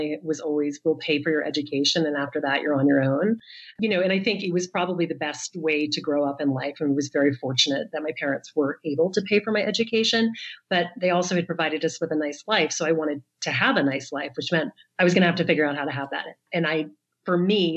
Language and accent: English; the South, United States; now in New York, United States; I grew up in the South.